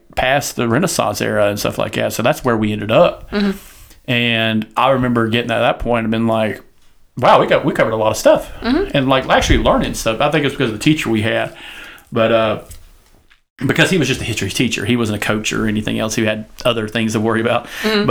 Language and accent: English; the South, United States; accent: southern; I lost my accent, and then I used the whole word like this, and I could hide my southern accent until I get angry.